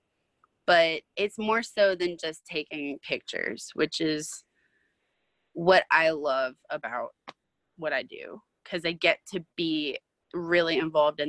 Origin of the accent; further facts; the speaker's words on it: Louisiana, United States; I'm from Louisiana